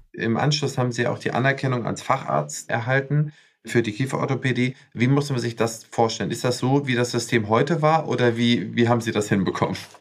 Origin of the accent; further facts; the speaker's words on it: West Germany, Germany; als Westdeutscher